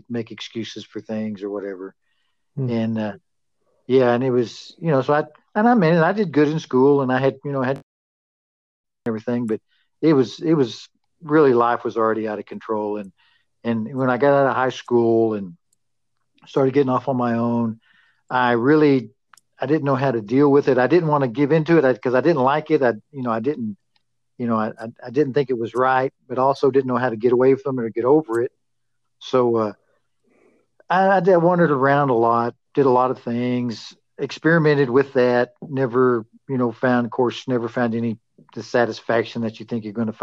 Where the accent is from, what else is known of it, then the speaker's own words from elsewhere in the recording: Amarillo, Texas, United States; also born or lived in Pampa, Texas; I was born in Pampa, and we moved to Amarillo, and I went to school, grew up here in Amarillo.